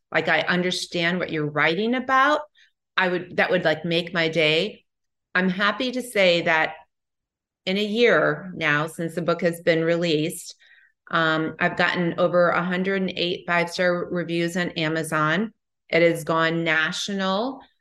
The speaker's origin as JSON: {"language": "English", "region": "Midwest", "country": "United States", "moved": "yes", "said": "I'm from the Midwest"}